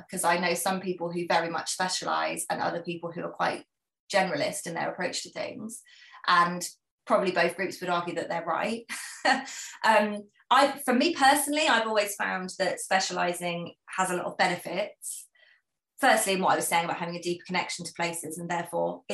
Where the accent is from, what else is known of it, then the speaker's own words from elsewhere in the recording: United Kingdom; I am British